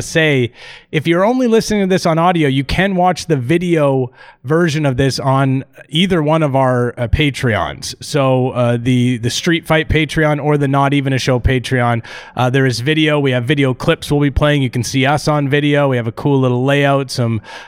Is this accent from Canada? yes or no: yes; Canada; I'm Canadian.